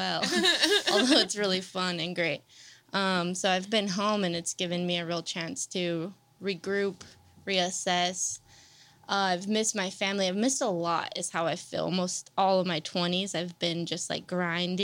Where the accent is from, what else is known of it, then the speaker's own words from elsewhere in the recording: Salinas, California, United States; moved away as an adult; also born or lived in Los Angeles; I grew up on Southside Salinas, Monterey Park